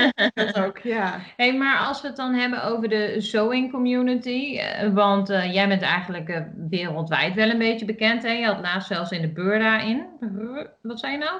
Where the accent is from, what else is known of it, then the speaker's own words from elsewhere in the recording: Achterhoek, Gelderland, Netherlands; ik kom uit de Achterhoek, dus ik doe al heel erg mijn best om gewoon Nederlands te praten.